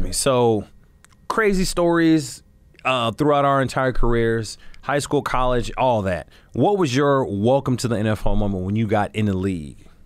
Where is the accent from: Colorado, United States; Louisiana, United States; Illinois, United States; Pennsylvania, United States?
Illinois, United States; Chicago